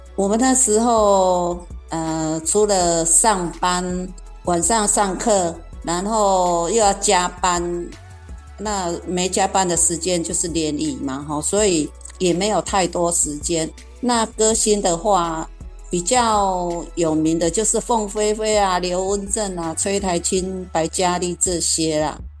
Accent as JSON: {"language": "Chinese", "region": "Kaohsiung", "country": "Taiwan", "tie": "born or raised there", "said": "那我成，成长的年代呢，刚好是经济起飞阶段哈。那高雄呢，也成立了前镇加工区跟男子加工区"}